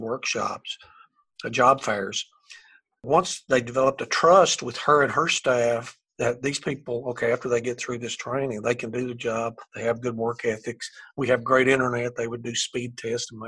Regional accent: Eastern Kentucky, United States; this is my hometown. I grew up here.

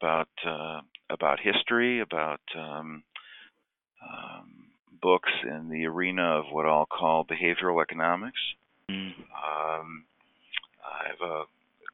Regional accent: Detroit, Michigan, United States; now in Cleveland, United States; the best concert I ever saw was growing up in Detroit at Cobo Hall

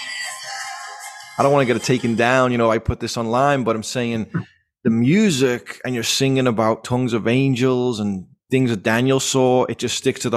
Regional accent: Liverpool, North West England, United Kingdom; moved away; we're from Liverpool

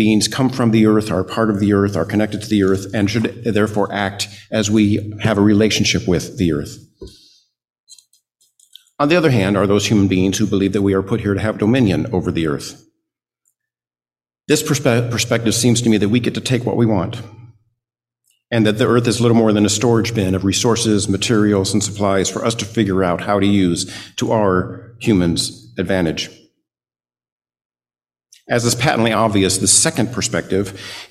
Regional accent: South Texas, United States; I was born and raised in South Texas

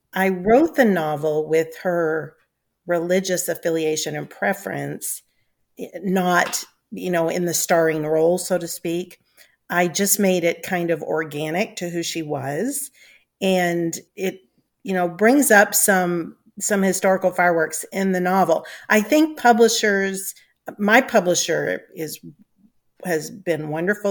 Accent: United States; my family's involvement led to my Scottish ancestors coming to America, and that's why I'm an American and no longer a Scot

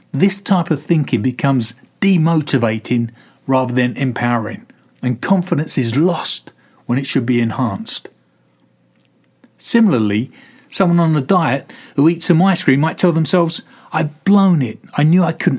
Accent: London, United Kingdom; I'm a dual national with Italian parents. I was born in London

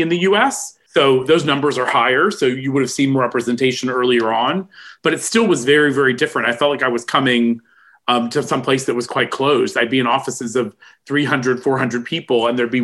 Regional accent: Cincinnati, Ohio, United States; moved away as an adult; also born or lived in St. Louis, Missouri; now in England, United Kingdom; I was born in Cincinnati, Ohio.

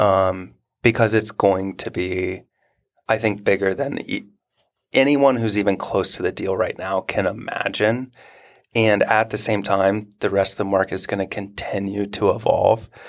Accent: Marysville, Ohio, United States; I grew up in Marysville and, you know, Honda came here in the eighties and set up.

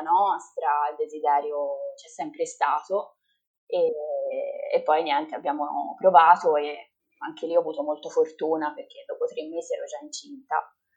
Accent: Livorno, Tuscany, Italy; sono di Livorno

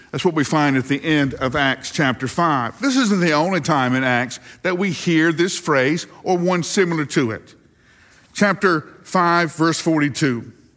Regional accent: the South, United States; growing up in the South

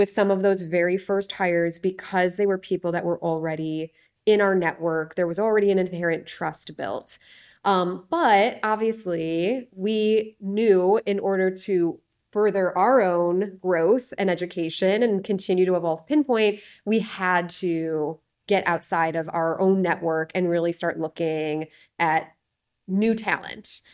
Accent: Chicago, Illinois, United States; moved away; my hometown of Chicago, ended up moving back here

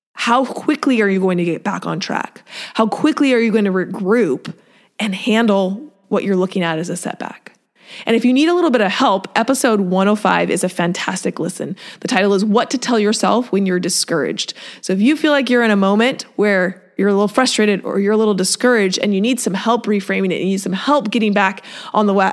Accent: Seattle, Washington, United States; moved away; I grew up in Seattle

